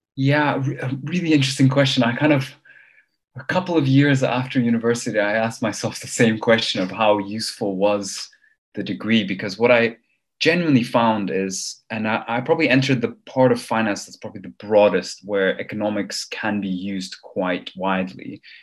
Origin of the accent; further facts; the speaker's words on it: Copenhagen, Capital Region of Denmark, Denmark; moved away as an adult; also born or lived in Armenia / Cambridge, United Kingdom / London, United Kingdom; I'm originally from Armenia, which is a country some of you might have heard of. Uh, it's a very small place. I left, or my family left Armenia in the early 90s, and I grew up in the West, uh, mainly in Denmark, in Copenhagen